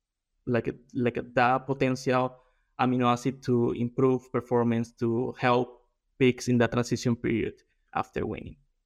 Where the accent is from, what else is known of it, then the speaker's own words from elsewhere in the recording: Colombia; moved away as an adult; also born or lived in Brazil; now in South Dakota, United States; I am from Colombia. I did my undergrad over there